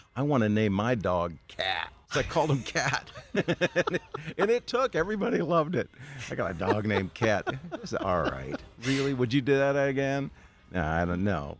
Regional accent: Minnesota, United States; a bunch of other kids from my hometown in Minnesota

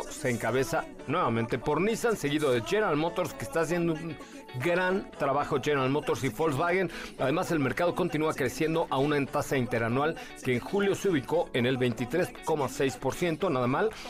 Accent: Zacazonapan, State of Mexico, Mexico; En el Estado de México nací. ¿Te sabes esa? Yo soy de Zacazonapan, donde crecí ya no sé más.

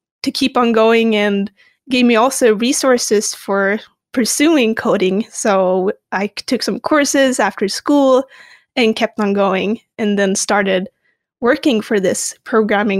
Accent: Stockholm, Stockholm County, Sweden; I grew up in Stockholm, Sweden

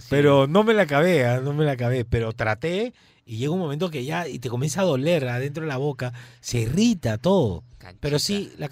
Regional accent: Peru; El arroz, el buen arroz como buen peruano y la papa frita.

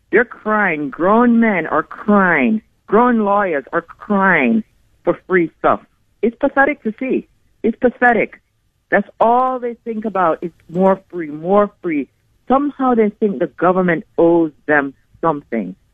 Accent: Jamaica; now in United States; I came from Jamaica and I brought my kids to a country that might end up being a socialist country.

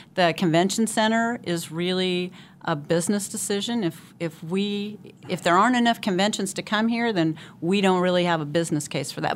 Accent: Wichita, Kansas, United States; I was born and raised here, went to high school here, went away from college for a little while, but did graduate from Wichita State

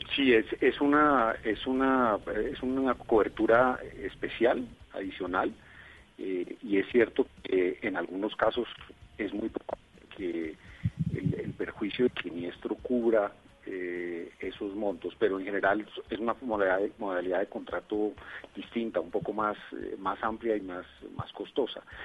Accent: Colombia; como colombianos

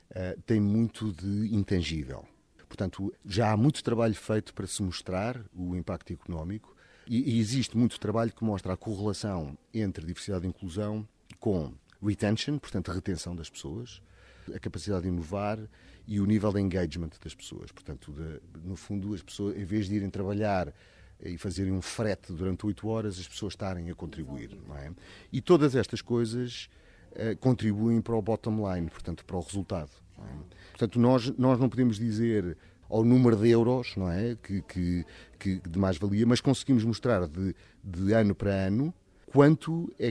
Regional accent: Portugal; also born or lived in Mozambique; A minha família é de Goa, mas eu nasci em Moçambique e depois vivi sempre em Portugal.

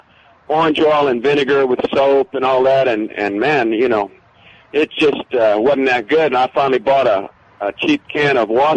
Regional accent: San Antonio, Texas, United States; born or raised there

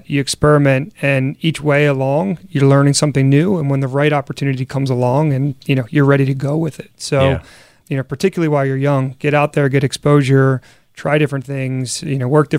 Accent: Philadelphia, Pennsylvania, United States; I grew up in Philly and certainly very proud of the city.

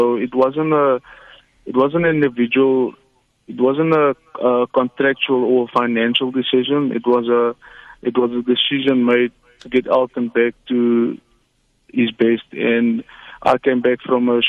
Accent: South Africa; to South Africans in our own country

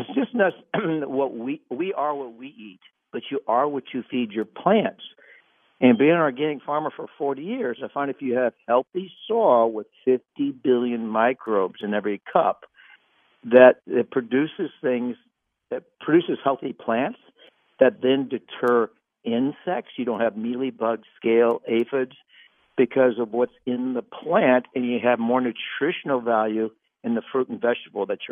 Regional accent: Missouri, United States; moved away; also born or lived in California; I grew up in Missouri

